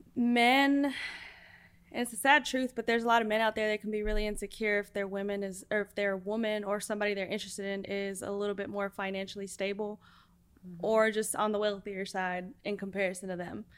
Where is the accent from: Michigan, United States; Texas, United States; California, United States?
Texas, United States; Donna; Originally, I'm from the Rio Grande Valley. uh, Donna, Texas, to be specific.